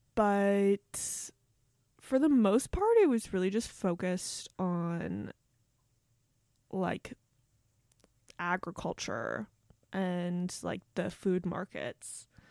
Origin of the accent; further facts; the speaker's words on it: Bronxville, New York, United States; I grew up in Westchester in this place called Bronxville